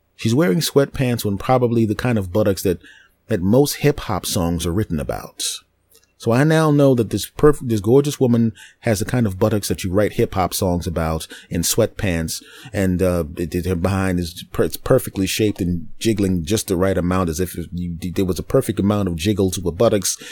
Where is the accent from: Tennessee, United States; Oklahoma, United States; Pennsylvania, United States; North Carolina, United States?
Pennsylvania, United States; Philadelphia; I'm originally from Philadelphia